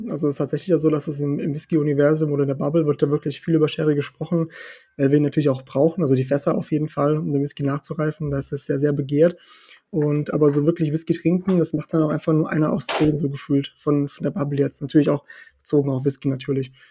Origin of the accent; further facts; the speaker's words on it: Portugal; also born or lived in Germany; bin ja in Portugal geboren, also geboren in Deutschland, aber ganz lange gelebt in Portugal, eigentlich aufgewachsen, meine ganze Kindheit in Portugal gehabt.